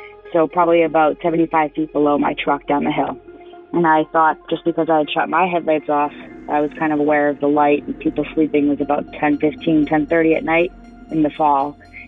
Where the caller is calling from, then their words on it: Marlborough, Massachusetts, United States; I'm calling from Marlborough, Massachusetts.